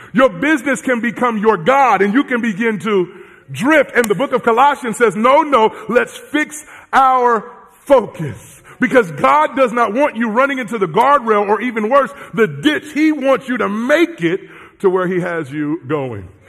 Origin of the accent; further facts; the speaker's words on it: Southern California, United States; I'm from Southern California